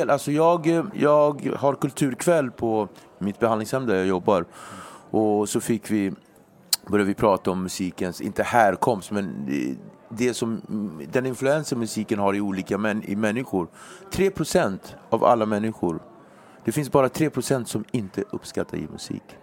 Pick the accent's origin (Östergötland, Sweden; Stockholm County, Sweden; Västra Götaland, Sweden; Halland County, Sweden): Stockholm County, Sweden; Nacka; Jag är uppväxt i Nacka, där är bara vita.